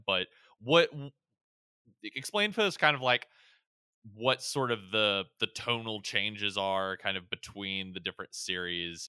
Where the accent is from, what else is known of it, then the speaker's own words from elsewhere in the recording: Pensacola, Florida, United States; moved away; I was born in Pensacola, Florida